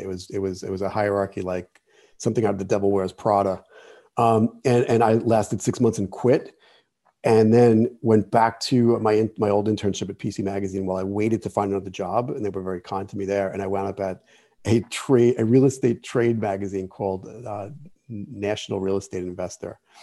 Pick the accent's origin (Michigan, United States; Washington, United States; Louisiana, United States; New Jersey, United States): New Jersey, United States; Jersey City; I grew up in Jersey City